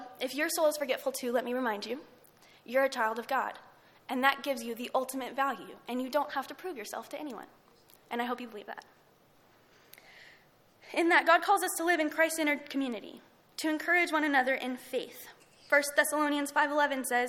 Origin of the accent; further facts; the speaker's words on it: Lubbock, Texas, United States; I'm from Lubbock